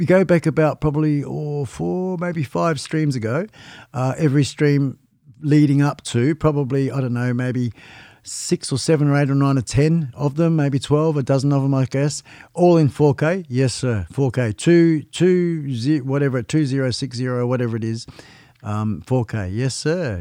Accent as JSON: {"language": "English", "region": "Western Australia", "country": "Australia", "said": "I'm West Australian. Um, been living in this state for, oh gosh, about thirty years."}